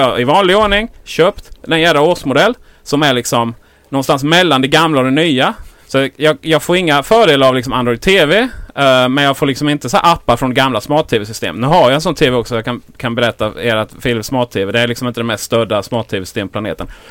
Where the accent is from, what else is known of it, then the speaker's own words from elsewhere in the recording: Blekinge, Sweden; Jag är från Blekinge